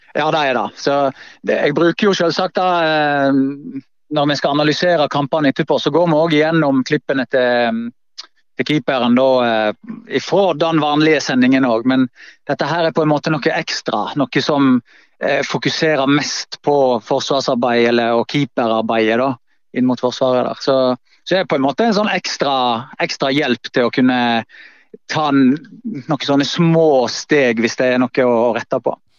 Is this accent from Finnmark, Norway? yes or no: no; Voss, Vestland, Norway; moved away; also born or lived in Bergen; det trygge eh, hjemme på Voss